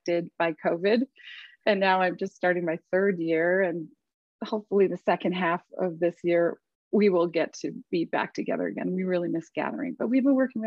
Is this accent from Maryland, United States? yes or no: no; Chicago, Illinois, United States; moved away as an adult; also born or lived in Minneapolis, Minnesota; now in Sarasota, United States; I live in the Sarasota area and grew up in Chicago, which maybe you'll hear in my mild accent